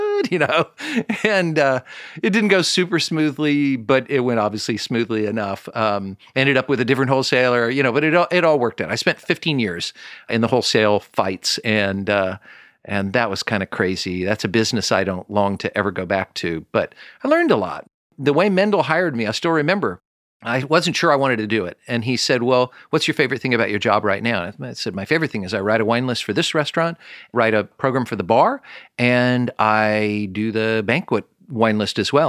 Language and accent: English; Kansas City, Missouri, United States; I'm from Kansas City